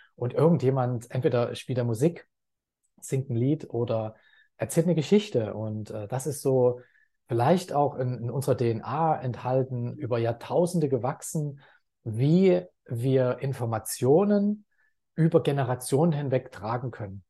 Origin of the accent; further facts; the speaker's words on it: Leipzig, Saxony, Germany; also born or lived in Dortmund; now in Thailand; ich bin in Leipzig geboren, habe sehr lange Zeit in Dortmund gelebt